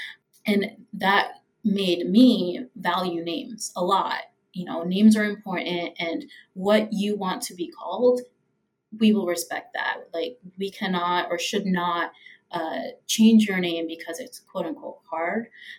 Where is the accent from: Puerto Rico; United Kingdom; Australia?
Puerto Rico; born there; I was born in Puerto Rico. I was born with … on my birth certificate.